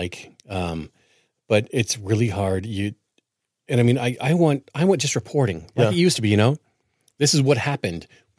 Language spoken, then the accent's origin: English; Portland, Oregon, United States; I grew up in Portland, and I hate watching my city burn.